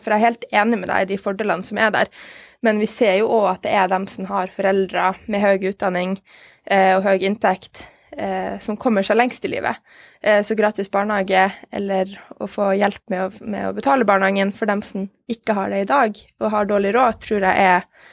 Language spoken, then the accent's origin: Norwegian; Norway; vi som nordmenn